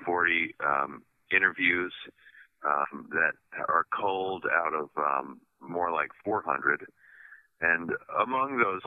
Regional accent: Shenandoah Valley, Virginia, United States; I grew up in the Shenandoah Valley

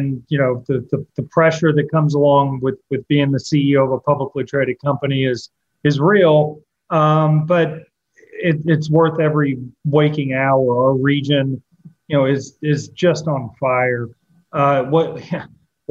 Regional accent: Appalachian region of Kentucky, United States; moved away as an adult; also born or lived in Washington, D.C.; I grew up in Kentucky. I left Kentucky

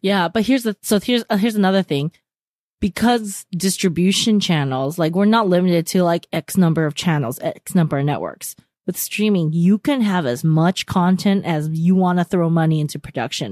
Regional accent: California, United States; we're from California

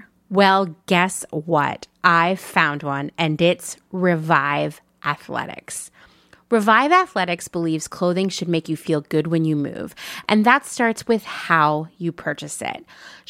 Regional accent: Portland, Oregon, United States; Well, if you're in one of my favorite cities, my former home, the place I think of as my hometown, Portland, Oregon, you can shop in person at their store

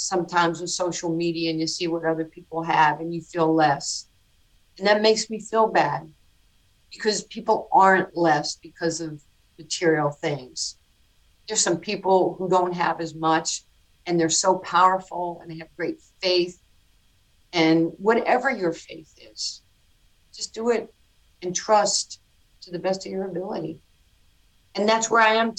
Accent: New York City, New York, United States; born or raised there

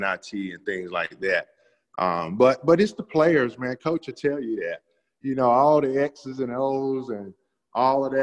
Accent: Bennettsville, South Carolina, United States; my hometown

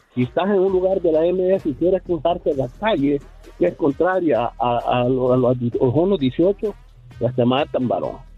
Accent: eastern El Salvador, El Salvador; Yo soy de El Salvador, soy del oriente del país

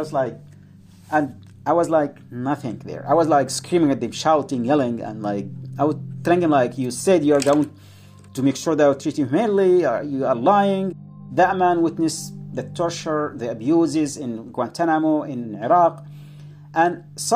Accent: Yemen; moved away; I am from Yemen

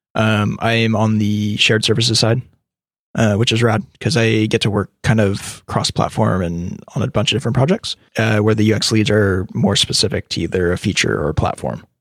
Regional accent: California, United States; also born or lived in Birmingham, Alabama

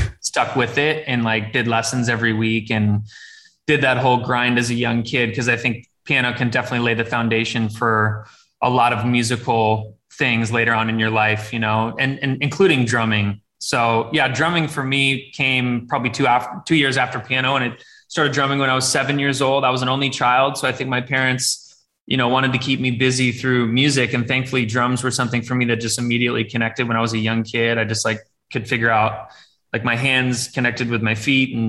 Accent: Laguna Beach, California, United States; I grew up in Laguna Beach, so Southern California

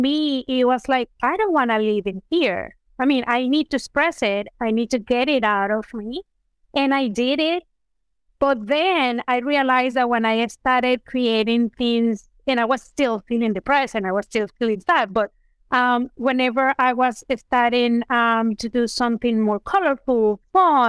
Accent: Venezuela; moved away; I am originally from Venezuela

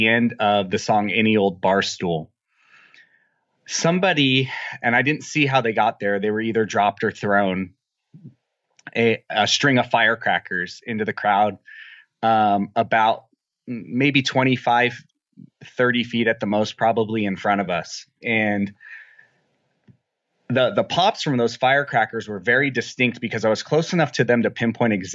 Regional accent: Apple Valley, California, United States; I'm from a little town, a sort of small town called Apple Valley. It's about 200 miles south of Las Vegas, just down I-15.

